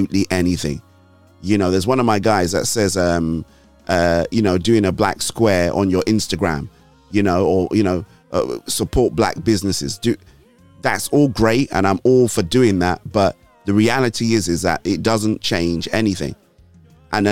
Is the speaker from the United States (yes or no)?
no; Nigeria; now in United Kingdom; I'm Nigerian